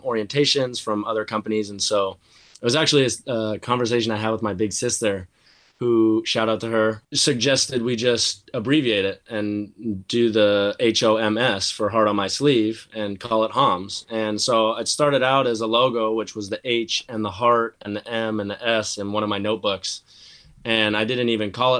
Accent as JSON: {"language": "English", "town": "Seattle", "region": "Washington", "country": "United States", "tie": "born or raised there", "said": "Both being kids born and raised in Seattle."}